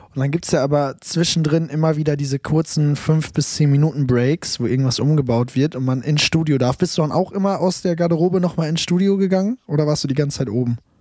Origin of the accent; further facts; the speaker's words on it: Münster, North Rhine-Westphalia, Germany; Ich komme aus Münster, bin jetzt in Berlin